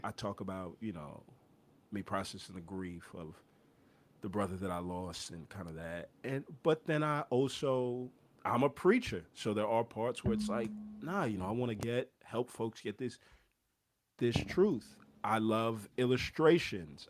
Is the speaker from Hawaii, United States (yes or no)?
no; Houston, Texas, United States; I grew up in Houston